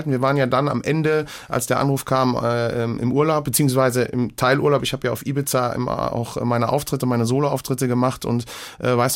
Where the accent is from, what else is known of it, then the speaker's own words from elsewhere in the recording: Hamm an der Sieg, Rhineland-Palatinate, Germany; also born or lived in Siegen; Ja, äh, quasi im Umkreis Hamm an der Sieg, also dem Reifeisenort und äh, ja, äh, dort groß geworden und in Wissen zur Schule gegangen